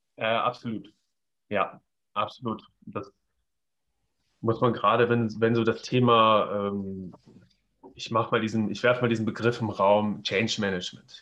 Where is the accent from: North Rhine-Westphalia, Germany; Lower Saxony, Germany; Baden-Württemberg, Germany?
Lower Saxony, Germany; Göttingen; gebürtig äh, aus, aus äh, Göttingen, ja, das ist zwischen äh, ähm, nach Kassel und Hannover